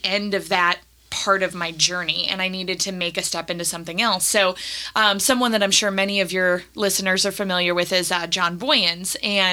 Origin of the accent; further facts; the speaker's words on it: Nashville, Tennessee, United States; also born or lived in Toledo, Ohio / Cleveland, Ohio; I was born in Toledo. We lived in Cleveland until I was 10, and then we moved down to Nashville